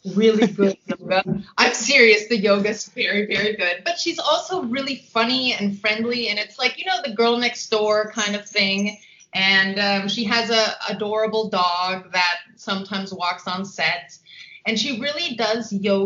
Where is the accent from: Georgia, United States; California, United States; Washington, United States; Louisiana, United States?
California, United States; Los Angeles; moved away as an adult; also born or lived in Austria / Geneva, Switzerland; now in Vienna, Austria; So I am a California native. I was born in Los Angeles.